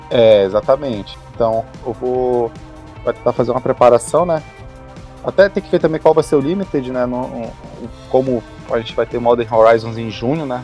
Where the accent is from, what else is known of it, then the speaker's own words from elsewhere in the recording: Macapá, Amapá, Brazil; moved away as an adult; now in Belém, Brazil; Eu sou natural de Macapá, mas eu moro em Belém é, desde esse desse período, né? É, vim morar para cá para fazer a faculdade